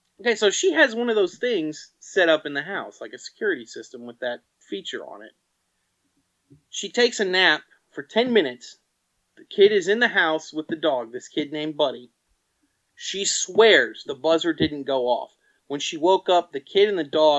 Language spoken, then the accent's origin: English; North Carolina, United States; North Carolina, my home state.